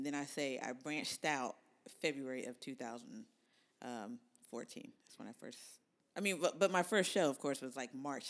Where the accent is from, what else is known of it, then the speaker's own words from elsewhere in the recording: Columbus, Ohio, United States; moved away as an adult; now in Phoenix, United States; I'm from Columbus, Ohio.